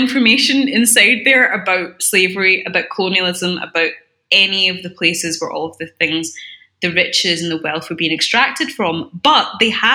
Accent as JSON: {"language": "English", "town": "Glasgow", "region": "Scotland", "country": "United Kingdom", "tie": "born or raised there", "accent": "Scottish", "said": "when you're growing up in Scotland, you do get taught about, like, the architecture specifically"}